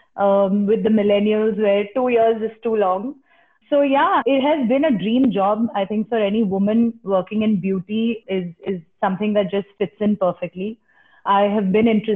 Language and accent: English; India; as an Indian